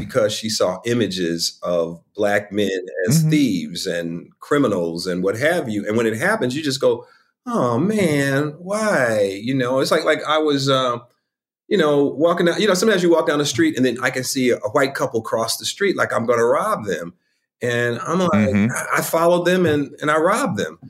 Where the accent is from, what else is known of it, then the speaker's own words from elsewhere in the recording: Chicago, Illinois, United States; I'm from Chicago, the West Side of Chicago